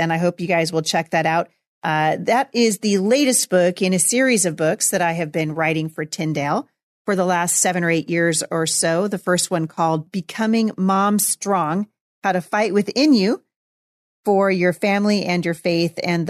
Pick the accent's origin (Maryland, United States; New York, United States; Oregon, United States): Oregon, United States; Portland; I am a hometown girl. I was born in Portland, Oregon, graduated from Portland Christian High School, and attended Multnomah School of Bible with my husband back in the 80s